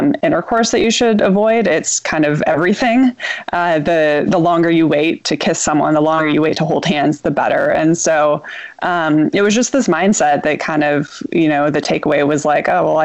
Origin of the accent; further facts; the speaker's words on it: Southern California, United States; moved away as an adult; also born or lived in New York City; I grew up in Southern California, what I consider sort of an idyllic childhood in the suburbs